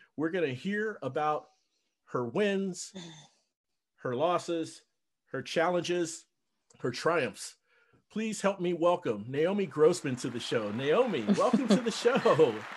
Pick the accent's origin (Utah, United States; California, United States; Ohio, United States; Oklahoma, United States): Ohio, United States; Cincinnati; moved away as an adult; also born or lived in North Dallas, Texas; now in Dallas, United States; I'm from Cincinnati, but I mm. live in North Dallas, and uh, I've I've lived here for five years